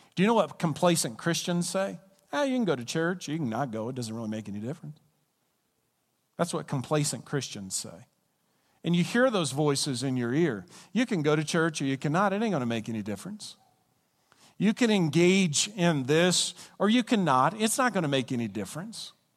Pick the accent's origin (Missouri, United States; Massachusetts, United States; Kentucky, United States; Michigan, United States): Kentucky, United States; Glasgow; where I'm from, Glasgow, Kentucky, which was named after Glasgow, Scotland, if you go to the county that I'm from, or if you go to the state that I'm from